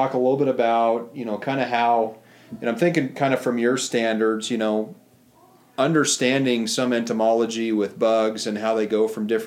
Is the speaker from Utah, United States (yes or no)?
no; Montana, United States; I was born and raised in Montana